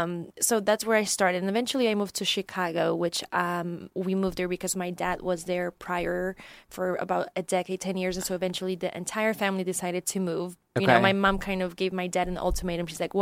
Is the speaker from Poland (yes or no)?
yes; Poland; English is a second language; so I'm originally from Poland, and that's where I grew up, and that's where my background is from.